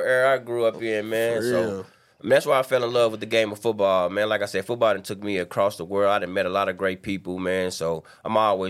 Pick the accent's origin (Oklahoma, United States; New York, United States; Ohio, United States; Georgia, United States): Oklahoma, United States; Tulsa; I grew up in Vernon Mountain in North Tulsa